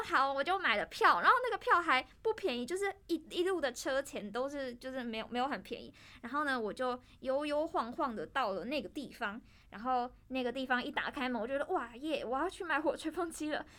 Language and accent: Chinese; Tainan, Taiwan; moved away as an adult; now in Taipei, Taiwan; 我是台南人